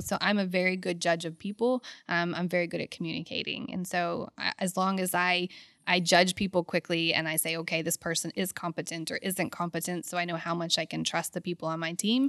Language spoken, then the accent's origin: English; Houston, Texas, United States; also born or lived in Lafayette, Louisiana / England / Abu Dhabi; I was born in Lafayette